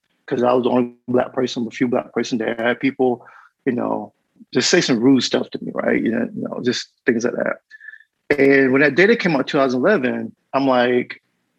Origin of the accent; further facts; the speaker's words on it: North Carolina, United States; I grew up in North Carolina, a small town called Chi-Chi, which in year 2000 had a population of 200